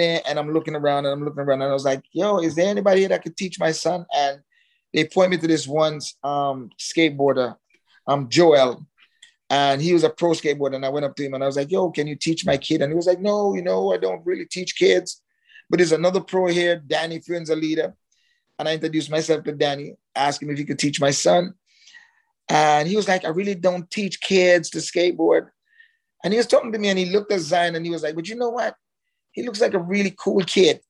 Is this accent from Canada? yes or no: no; Jamaica; now in Miami, United States; I'm Jamaican.